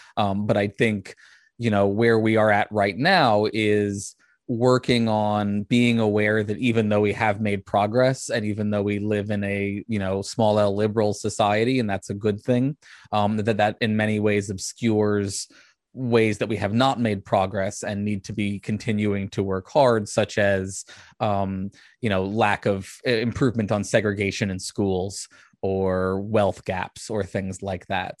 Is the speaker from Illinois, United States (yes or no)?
no; Richmond, Virginia, United States; I was raised outside of Richmond, which is the largest Civil War memorial in the country